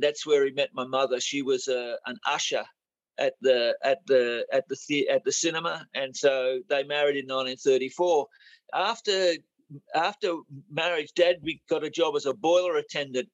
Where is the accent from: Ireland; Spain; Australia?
Australia; also born or lived in England; we migrated in 51 aboard an ex-troop ship, the SS Cheshire, and we were 10-pound Poms. It cost my father 10 English pounds for the passage to Australia